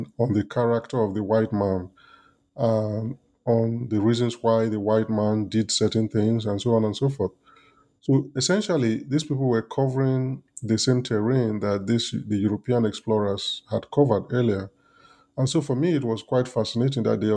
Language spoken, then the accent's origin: English; Nigeria; as a kid growing up in Nigeria, going to primary school and secondary school, and then going to the university